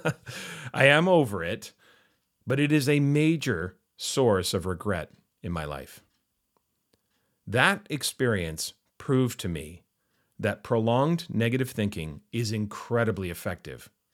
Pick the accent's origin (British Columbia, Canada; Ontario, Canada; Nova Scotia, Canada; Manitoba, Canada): British Columbia, Canada; Vancouver; growing up in Vancouver, we, of course, had three major professional sports franchises.